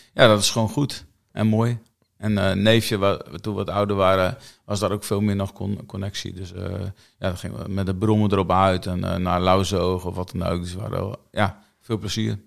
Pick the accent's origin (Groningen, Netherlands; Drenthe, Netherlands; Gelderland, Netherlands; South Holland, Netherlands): Groningen, Netherlands; Kommerzijl; also born or lived in Grijpskerk; toen we twee jaar waren, zijn we naar Commissau verhuisd ouders wonen daar nog